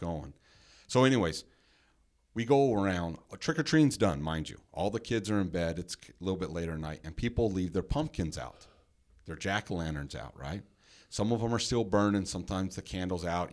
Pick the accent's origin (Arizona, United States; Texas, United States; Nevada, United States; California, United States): Nevada, United States; Henderson; we grew up in the same neighborhood